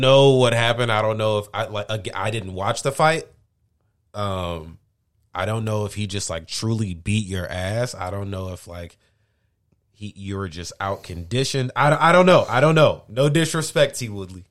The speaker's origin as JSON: {"language": "English", "town": "St. Louis", "region": "Missouri", "country": "United States", "said": "I'm from Saint Louis"}